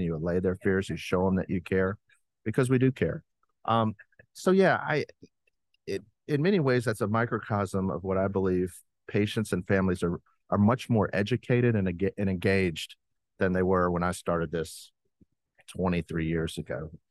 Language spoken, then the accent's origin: English; Alabama, United States; moved away; I'm from Alabama